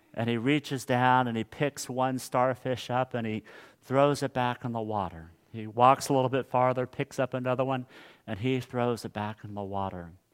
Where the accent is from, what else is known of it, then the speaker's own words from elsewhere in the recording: Hutchinson, Kansas, United States; my hometown of Hutchinson, Kansas